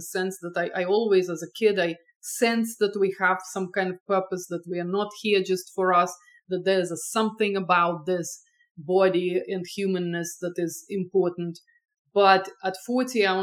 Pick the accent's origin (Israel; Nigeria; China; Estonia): Estonia; moved away as an adult; also born or lived in France / England / Boston; now in California, United States; I grew up in Estonia